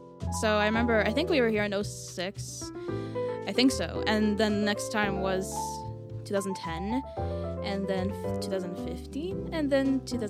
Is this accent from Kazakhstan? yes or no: no; Sweden; also born or lived in Canada; lived in Sweden, so since I was one.